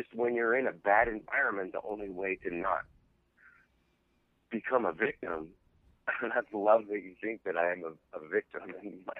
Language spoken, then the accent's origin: English; Utah, United States; also born or lived in Los Angeles, United States; I was born in Utah. We moved to LA. Mm-hmm. We ultimately moved back